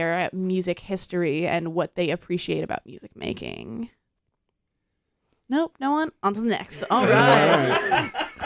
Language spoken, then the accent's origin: English; Canada; I'm Canadian